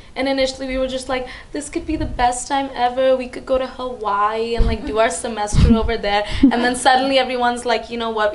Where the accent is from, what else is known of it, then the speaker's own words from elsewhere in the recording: India; moved away as an adult; now in Hong Kong; I grew up in India, and now I've been in Hong Kong for about three years